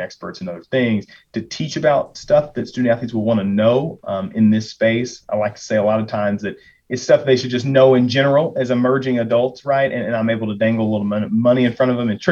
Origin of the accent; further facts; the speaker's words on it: Lexington, Kentucky, United States; moved away as an adult; also born or lived in Auburn, Alabama / Nashville, Tennessee / New York City; now in Illinois, United States; I am originally from Lexington, Kentucky